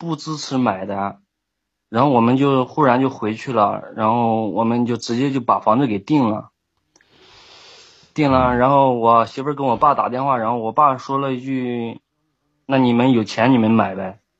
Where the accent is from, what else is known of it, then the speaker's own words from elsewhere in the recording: Shandong, China; 我是山东的。